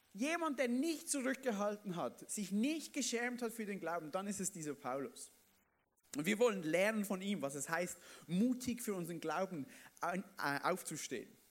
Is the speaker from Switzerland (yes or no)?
yes; Basel-Landschaft, Switzerland; bei uns in der Schweiz, im Basel, Baselbiet, oder? Baselland komme ich ja her